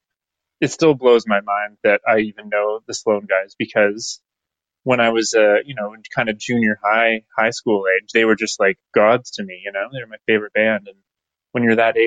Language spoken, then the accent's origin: English; Aurora, Ontario, Canada; also born or lived in Toronto, Ontario; now in Orillia, Canada; I was born in Toronto, but then I spent all my formative years in Aurora, Ontario, which is a suburb.